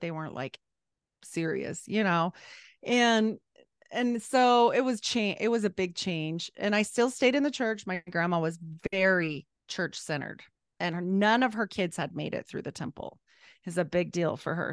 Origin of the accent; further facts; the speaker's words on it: Utah, United States; also born or lived in Idaho; We moved away from Idaho and back to Utah